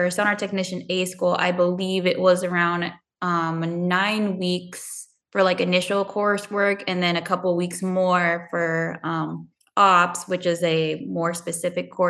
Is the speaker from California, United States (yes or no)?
yes; Southern California, United States; moved away as an adult; growing up in Southern California, we didn't have negative weather